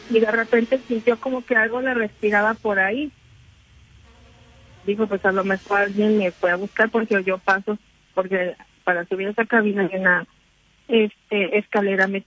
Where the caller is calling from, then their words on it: Benito Juárez, Mexico City, Mexico; Sí, de la candente alcaldía de la Benito Juárez.